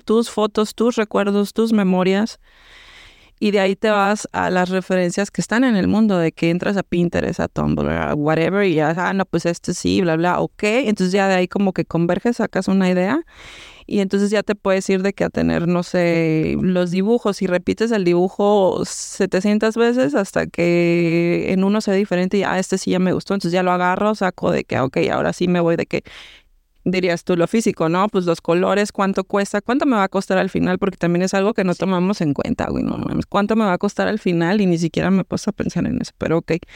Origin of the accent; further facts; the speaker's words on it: Mexico; moved away as an adult; also born or lived in Cancún, Mexico; now in Montreal, Canada; Nadie y yo somos mexicanas de pues diferentes partes de México, una del sur, otra del centro